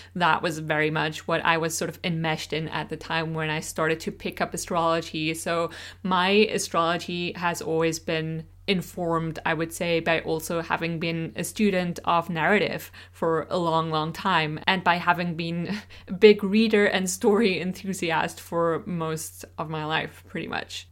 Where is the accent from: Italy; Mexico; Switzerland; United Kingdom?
Switzerland; first language Swiss German; English is a second language; English is not my first language. I grew up speaking Swiss German, which is a dialect of German spoken in Switzerland